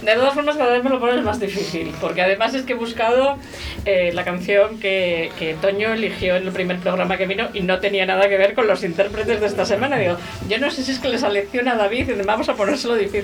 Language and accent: Spanish; La Rioja, Spain; Yo soy riojana, y en La Rioja nos ponían a los niños para merendar